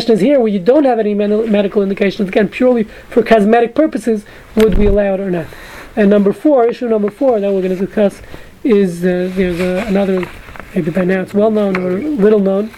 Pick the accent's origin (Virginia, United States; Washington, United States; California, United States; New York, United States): New York, United States; New York City; moved away; I grew up in Brooklyn